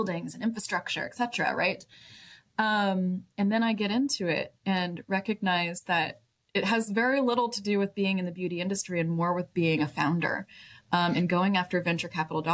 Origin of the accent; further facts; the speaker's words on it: Dallas-Fort Worth area, Texas, United States; now in Austin, United States; I'm born and raised Texan. I grew up in the Dallas-Fort Worth area